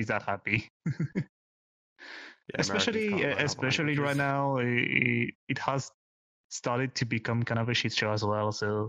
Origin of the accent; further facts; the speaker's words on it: France; As a Frenchman